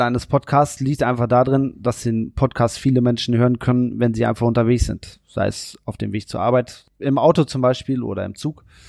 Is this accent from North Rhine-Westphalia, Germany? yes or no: yes; Warendorf, North Rhine-Westphalia, Germany; ich komme aus Warndorf